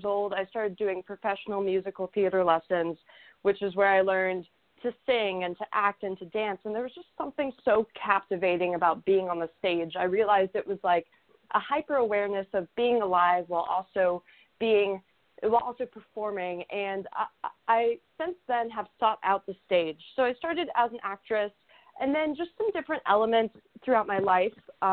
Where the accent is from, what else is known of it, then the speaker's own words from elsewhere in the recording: Houston, Texas, United States; I'm from Houston, Texas